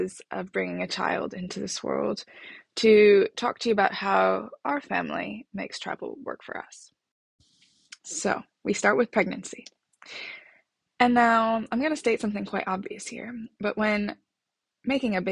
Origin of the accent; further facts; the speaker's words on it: United States; now in London, United Kingdom; I'm a American living in London.